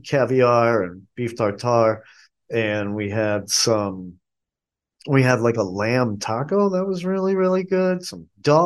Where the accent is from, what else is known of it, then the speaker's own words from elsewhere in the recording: Boston, Massachusetts, United States; also born or lived in Chicago; now in Asheville, United States; take this from a person who spent most of his life growing up in Boston and living in Chicago. But I've been here in Asheville now 18 years.